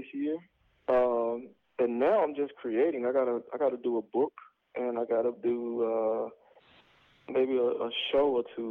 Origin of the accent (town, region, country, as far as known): Atlanta, Georgia, United States; born or raised there; moved away as an adult; also born or lived in Athens, Georgia; now in Los Angeles, United States